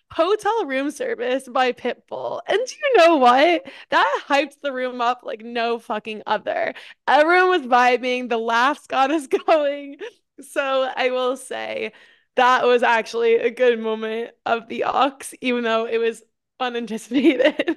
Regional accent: New York, United States; growing up in New York, I had, like, the fall vibe

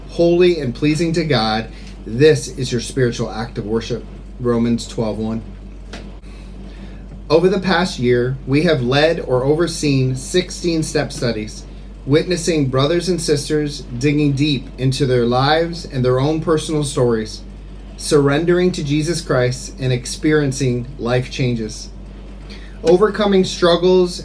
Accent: Kingsford, Ontario, Canada; moved away as an adult; now in Phnom Penh, Cambodia; I'm originally from Kingsford, Ontario, Canada

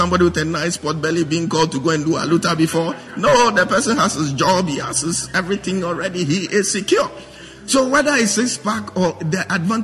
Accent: Accra, Greater Accra, Ghana; I'm a guy from British Accra. Jamestown, to be precise.

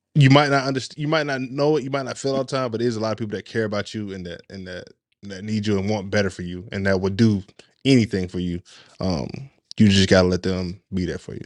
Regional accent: Chattanooga, Tennessee, United States; I'm from Chattanooga, Tennessee

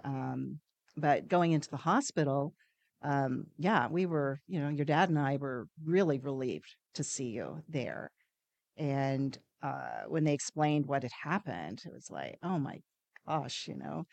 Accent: New Zealand; moved away; I'm originally from New Zealand, uh, that's where my parents, um, um, grew up, and, um, when I came over to this country

